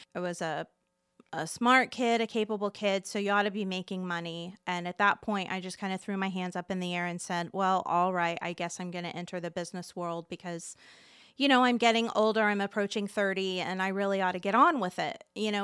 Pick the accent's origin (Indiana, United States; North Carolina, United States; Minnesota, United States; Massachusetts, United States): Indiana, United States; Muncie; Born and raised in Delaware County